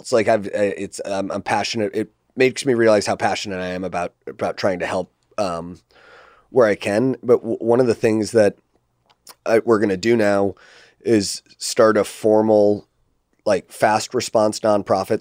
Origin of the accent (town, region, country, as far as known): United States